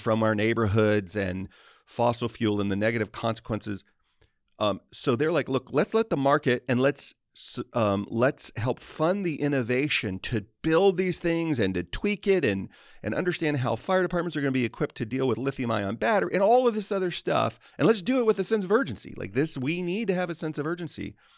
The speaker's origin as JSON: {"language": "English", "country": "United States", "said": "I'm an American"}